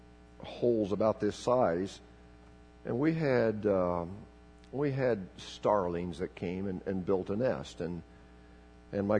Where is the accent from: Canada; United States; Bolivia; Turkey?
Bolivia; I was raised in Bolivia